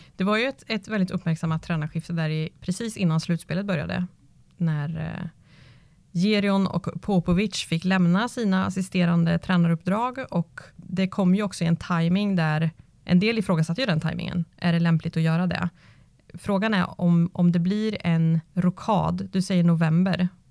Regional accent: Karlskoga, Örebro County, Sweden; Jag är uppväxt i Nobelhallen i Karlskoga

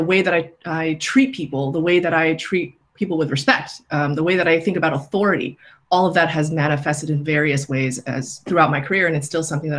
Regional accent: New York City, New York, United States; I grew up in New York City, literally in Queens, in Flushing

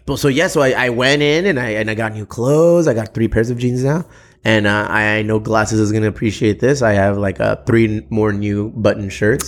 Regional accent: United States; We're, we're Mexican American dudes

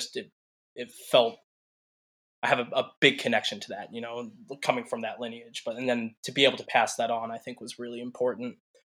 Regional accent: Concord, Massachusetts, United States; also born or lived in Boston, Massachusetts; I grew up in a town called Concord, a very historic town, Revolutionary era. And and then I spent about 20 years in Concord, and I've been in Boston for the last 12-13 years.

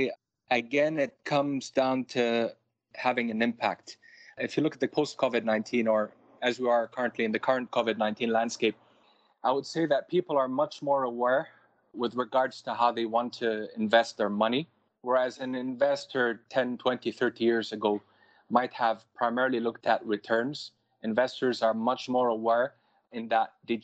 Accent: Lebanon; I grew up in Lebanon. When I first moved there, I'm saying I moved there because we had the civil war for a very long time. So a lot of us were expatriates for a while

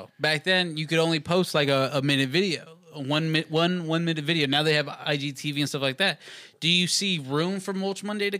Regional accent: Texas, United States; Especially growing up in Texas

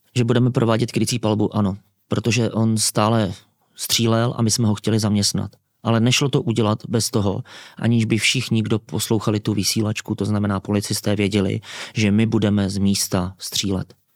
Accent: Czechia; My jako Češi

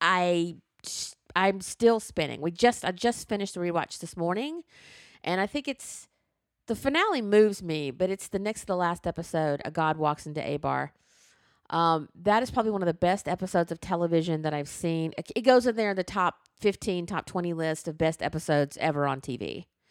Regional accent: Alabama, United States; I grew up in the Jim Crow South, where in the seventh grade I went in to social studies class

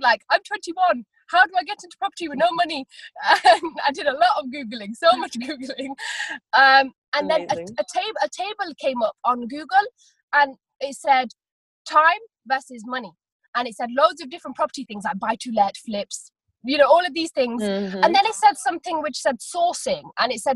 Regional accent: Leicester, East Midlands, United Kingdom; I am from Leicester

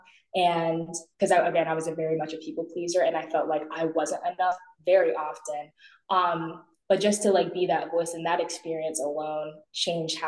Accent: Maryland, United States; I'm from Maryland.

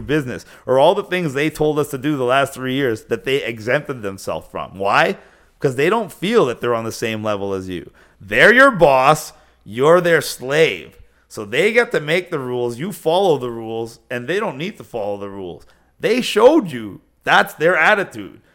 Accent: Canada; Are you asking me as a Canadian?

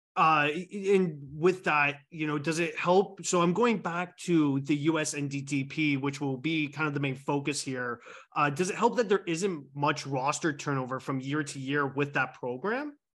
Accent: Canada; I'm Canadian here

